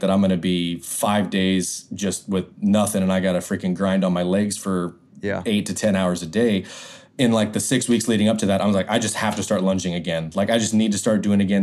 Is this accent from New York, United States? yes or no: no; Idaho, United States; I grew up in Idaho